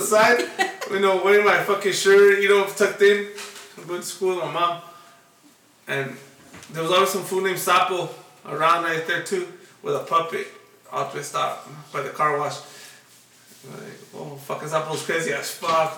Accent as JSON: {"language": "English", "town": "Los Angeles", "region": "California", "country": "United States", "tie": "born or raised there", "said": "I was a little boy growing up in Silver Lake"}